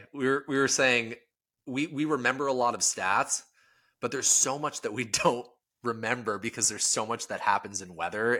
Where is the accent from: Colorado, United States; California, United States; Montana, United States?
California, United States; Southern; I grew up in Southern California